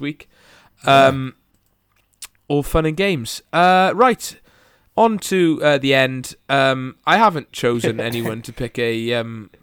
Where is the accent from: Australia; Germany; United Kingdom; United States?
United Kingdom; Bridgend, Wales; I'm from Bridgen